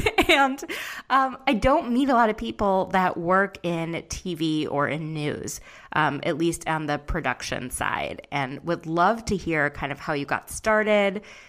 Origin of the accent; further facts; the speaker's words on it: Midwest, United States; moved away; I'm a Midwest girl, but I've adopted the East Coast as my home.